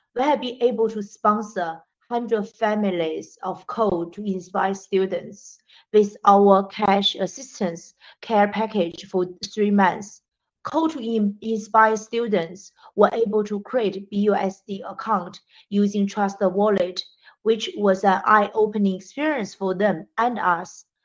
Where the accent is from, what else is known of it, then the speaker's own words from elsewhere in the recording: China; moved away; also born or lived in Britain / Africa; I grew up in China, educated in Britain, and worked uh, in more than 10 years in Africa.